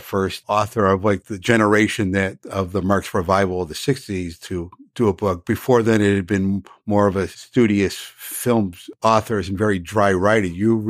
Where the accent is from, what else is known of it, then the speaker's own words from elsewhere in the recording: Chicago, Illinois, United States; When I was a kid growing up in the Chicago area, I used to go to a summer camp up in northern Wisconsin in a small town called Minocqua.